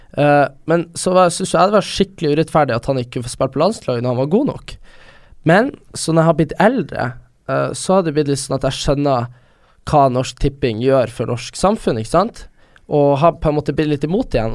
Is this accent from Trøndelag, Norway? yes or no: no; Vesterålen, Nordland, Norway; now in Oslo, Norway; jeg kommer fra, kommer fra Vesterålen